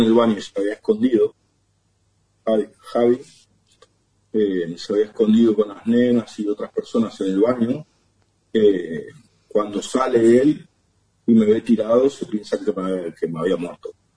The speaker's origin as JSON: {"language": "Spanish", "town": "Ramos Mejía", "region": "Buenos Aires Province", "country": "Argentina", "also_born_or_lived": "Barcelona, Spain", "moved": "as an adult", "said": "De, Buenos Aires, de Ramón Mejía"}